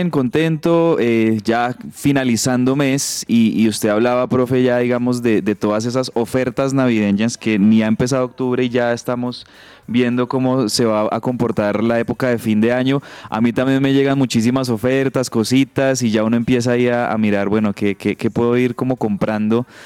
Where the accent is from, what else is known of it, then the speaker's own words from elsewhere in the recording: Colombia; Para los que somos colombianos